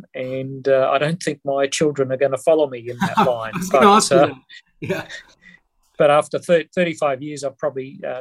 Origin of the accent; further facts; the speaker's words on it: Queensland, Australia; I was brought up in a little tiny mining town in my home state of Queensland